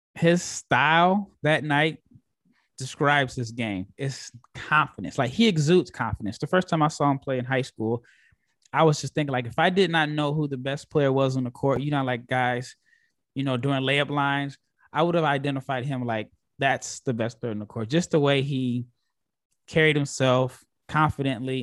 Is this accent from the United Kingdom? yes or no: no; Omaha, Nebraska, United States; I'm from Omaha, Nebraska.